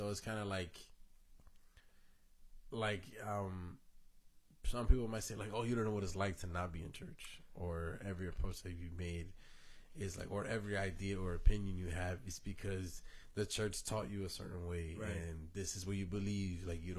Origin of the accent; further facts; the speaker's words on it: Florida, United States; born there; But my aunt was my pastor when I was born, like, when I was born in Florida.